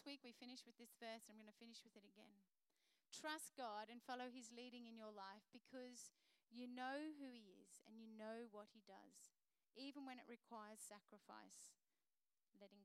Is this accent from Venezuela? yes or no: no; Queensland, Australia; I'm a Queenslander